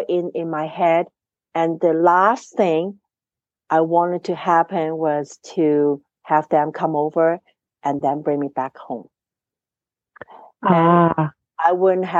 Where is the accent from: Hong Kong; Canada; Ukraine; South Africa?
Hong Kong; moved away; I was brought up in Hong Kong